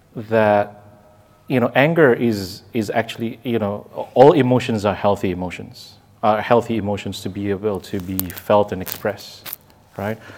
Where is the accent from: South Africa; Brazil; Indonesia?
Indonesia; I was raised in Indonesia